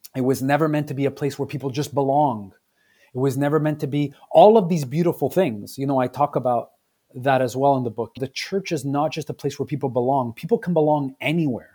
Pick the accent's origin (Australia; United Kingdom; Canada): Canada; Quebec; also born or lived in Southern Italy (ancestry); I was born in Canada, but my parents are from Southern Italy. and hearing immigrant stories and growing up in the multilingual space